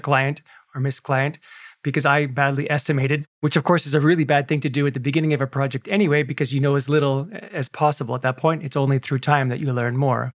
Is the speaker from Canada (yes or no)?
yes; Canada; I have a Canadian passport, of course, because I was born in Canada